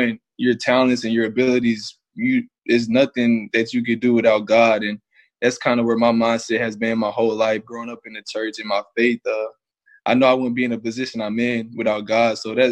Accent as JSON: {"language": "English", "town": "Lubbock", "region": "Texas", "country": "United States", "said": "I'm from Lubbock."}